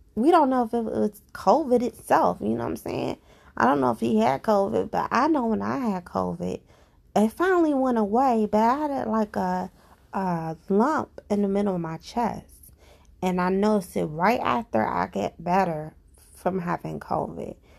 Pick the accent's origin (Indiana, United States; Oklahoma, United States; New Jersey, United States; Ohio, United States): Ohio, United States; Cincinnati; I'm from Cincinnati, Ohio. I live here